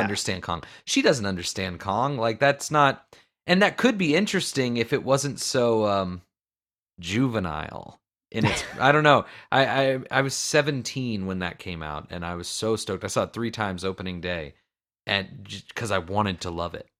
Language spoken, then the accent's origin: English; Florida, United States; I'm from Florida